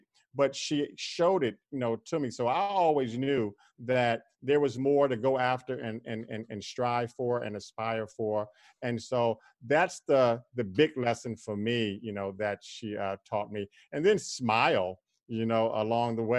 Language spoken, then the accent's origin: English; New York City, New York, United States; I'm from Queens, New York, but I'm from a section of Queens, New York called Corona